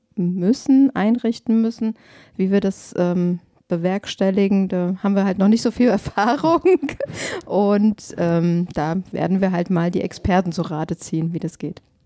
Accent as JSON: {"language": "German", "town": "Glauberg", "region": "Hesse", "country": "Germany", "tie": "born or raised there", "said": "Ich bin in Glauberg groß geworden"}